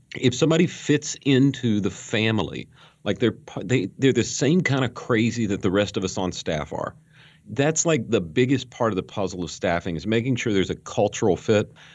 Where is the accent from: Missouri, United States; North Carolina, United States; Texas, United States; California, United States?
North Carolina, United States; Western; I grew up in Western North Carolina